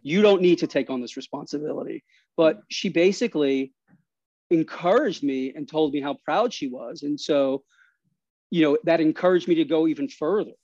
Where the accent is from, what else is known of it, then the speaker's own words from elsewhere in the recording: New York City, New York, United States; I grew up in Astoria, Queens